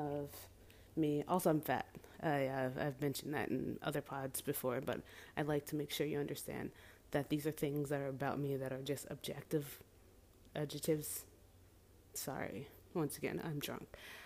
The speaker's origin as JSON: {"language": "English", "region": "Central New Jersey", "country": "United States", "moved": "yes", "lives_now": "Philadelphia, United States", "said": "I am from New Jersey, specifically Central New Jersey"}